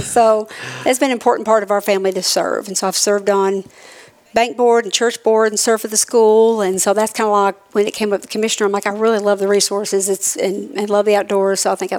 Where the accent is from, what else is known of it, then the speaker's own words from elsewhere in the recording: Manatee County, Florida, United States; now in Tennessee, United States; I grew up in Manatee County.